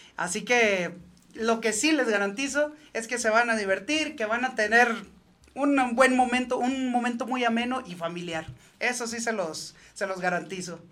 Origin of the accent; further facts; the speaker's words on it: Los Reyes, Michoacán, Mexico; also born or lived in Santa Ana, California; yo soy nacido en Santana, California. Y criado en Los Limones y Los Reyes, Michoacán.